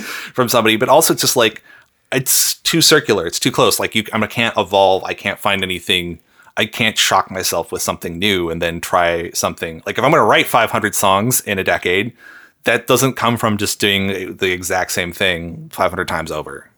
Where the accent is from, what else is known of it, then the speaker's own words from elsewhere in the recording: Seattle, Washington, United States; moved away as an adult; now in Canada; I grew up in Seattle.